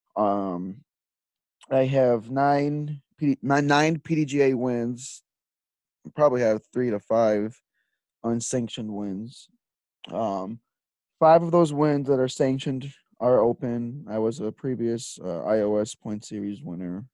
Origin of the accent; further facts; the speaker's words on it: Lockport, Illinois, United States; I grew up in Lockport my whole life.